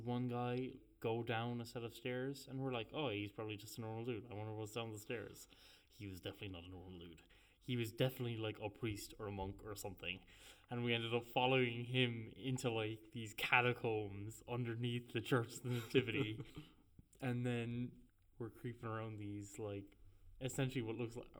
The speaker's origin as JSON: {"language": "English", "country": "Ireland", "said": "we're from Catholic Ireland"}